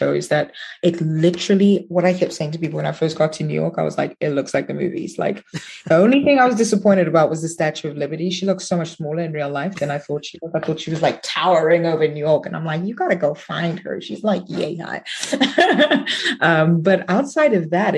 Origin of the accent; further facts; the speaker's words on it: Johannesburg, Gauteng, South Africa; moved away as an adult; also born or lived in Soweto / United States; So from South Africa, from Johannesburg. I was born in Soweto, but I grew up actually in the burbs, here in Rivonia